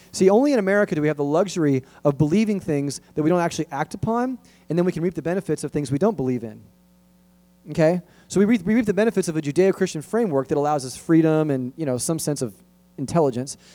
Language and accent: English; Los Angeles, California, United States; where I grew up in San Fernando Valley